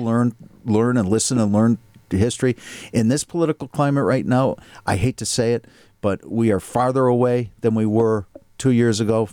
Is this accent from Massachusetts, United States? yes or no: yes; Needham, Massachusetts, United States; relative privilege growing up in Needham, Massachusetts